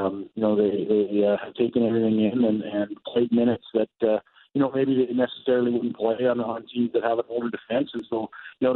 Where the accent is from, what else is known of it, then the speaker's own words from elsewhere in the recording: Dominion City, Manitoba, Canada; now in Virden, Canada; Dominion City, South Winnipeg is my hometown